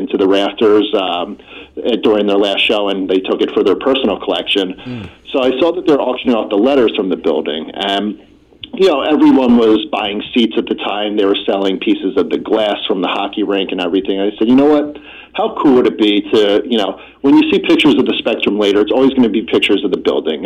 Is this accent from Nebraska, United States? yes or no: no; outside of Philadelphia, Pennsylvania, United States; I grew up right outside of Philadelphia